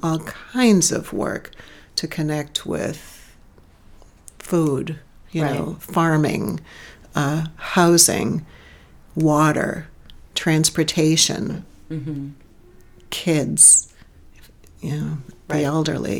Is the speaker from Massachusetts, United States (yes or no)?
yes; Gloucester, Massachusetts, United States; my hometown in Gloucester